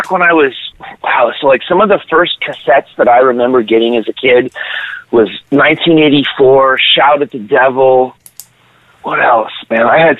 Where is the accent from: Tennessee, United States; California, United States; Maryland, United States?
California, United States; San Diego; also born or lived in Los Angeles, California; No, I grew up in San Diego, but was born in L.A.